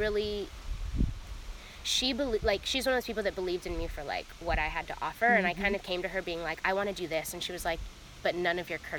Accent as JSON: {"language": "English", "region": "the South", "country": "United States", "tie": "born or raised there", "said": "It opened my eyes and ways that I just never experienced growing up in the South."}